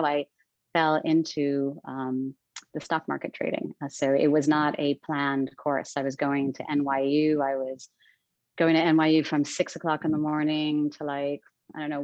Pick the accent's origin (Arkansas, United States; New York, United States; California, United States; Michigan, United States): New York, United States; New York City; also born or lived in Long Island / Manhattan; I'm an East Coast girl. I grew up in New York City. I grew up between Queens and Long Island.